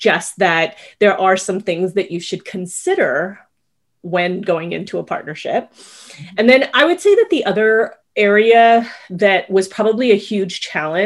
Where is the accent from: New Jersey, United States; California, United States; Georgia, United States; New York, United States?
California, United States; Culver City; now in South Bay, Los Angeles, United States; where I grew up in Culver City